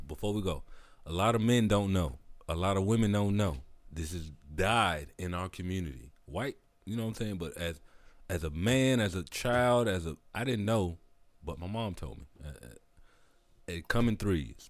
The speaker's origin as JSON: {"language": "English", "region": "the South", "country": "United States", "said": "I'm from the South"}